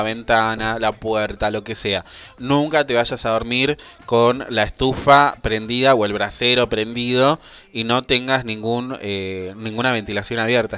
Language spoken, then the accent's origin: Spanish; Buenos Aires Province, Argentina; nosotros por ser de Buenos Aires